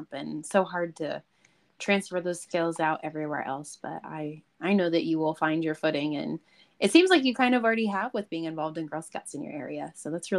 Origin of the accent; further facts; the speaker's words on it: Missouri, United States; Missouri, my home state.